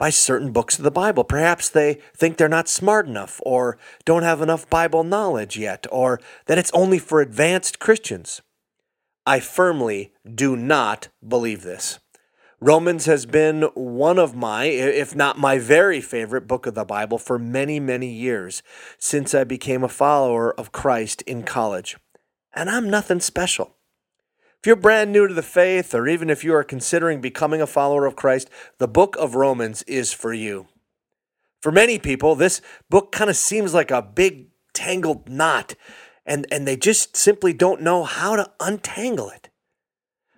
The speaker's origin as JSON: {"language": "English", "town": "Hibbing", "region": "Minnesota", "country": "United States", "said": "I'm from Hibbing, Minnesota. I'm an old Iron Ranger"}